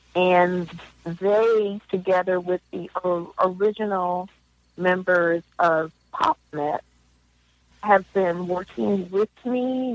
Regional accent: Philadelphia, Pennsylvania, United States; moved away as an adult; also born or lived in Minneapolis / Africa; I'm originally from Philadelphia

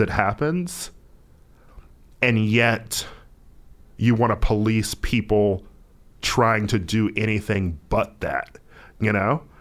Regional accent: United States; as an American, specifically as an American of color

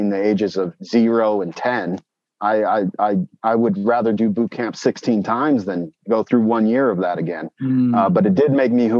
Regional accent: Brigham City, Utah, United States; I was born in Brigham City, Utah.

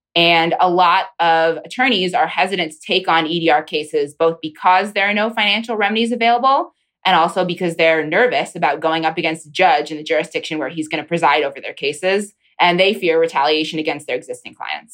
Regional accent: Pennsylvania, United States; now in Washington, D.C., United States; my home state congresswoman

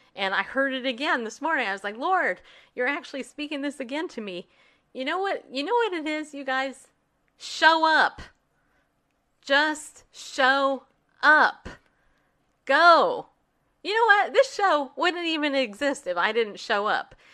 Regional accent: California, United States; also born or lived in New York; raised in California

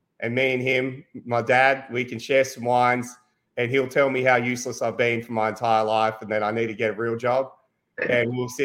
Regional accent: Australia; I'm Australian.

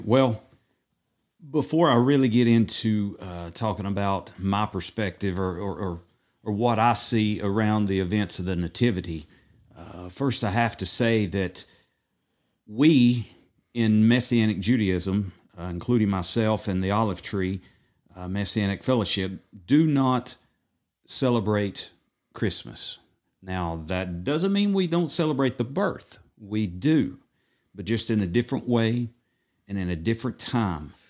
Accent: Madisonville, Tennessee, United States; I'm originally from Madisonville, Tennessee, born and raised, been here my whole entire

